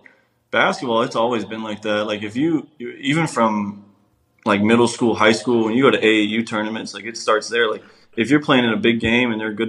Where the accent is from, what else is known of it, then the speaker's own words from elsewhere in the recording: Texas, United States; I grew up in Texas